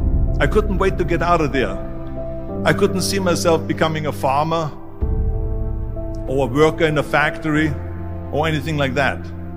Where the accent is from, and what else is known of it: Austria; born or raised there; moved away